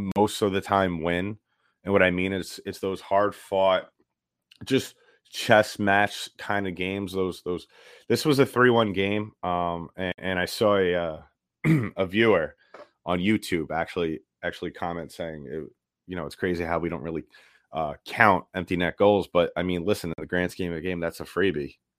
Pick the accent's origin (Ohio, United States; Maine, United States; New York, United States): New York, United States; I'm from New York